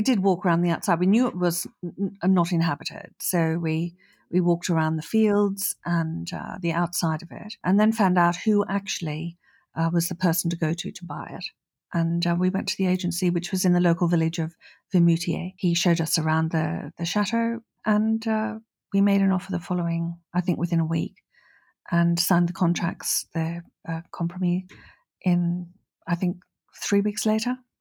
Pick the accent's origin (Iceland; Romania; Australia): Australia; moved away as an adult; also born or lived in Norfolk, United Kingdom / London, United Kingdom; now in France; I was born in Australia and I moved to the U K when I was twenty-two after university